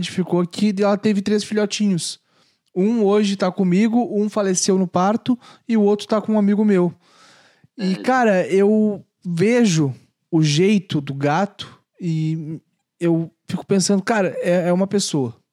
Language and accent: Portuguese; Canoas, Rio Grande do Sul, Brazil; Eu sou de Porto Alegre, Canoas, mais precisamente.